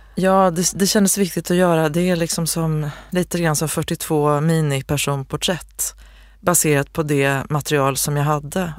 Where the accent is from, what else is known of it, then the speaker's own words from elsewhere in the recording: Osebol, Värmland, Sweden; Osebols skull, liksom, byn där jag kommer ifrån